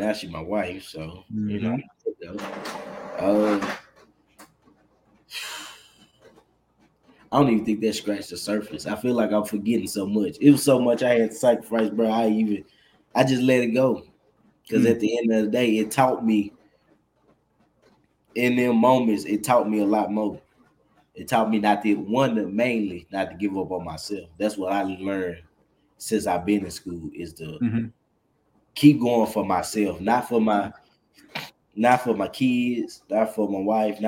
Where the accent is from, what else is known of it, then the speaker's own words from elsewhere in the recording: Little Rock, Arkansas, United States; I'm from Little Rock, Arkansas.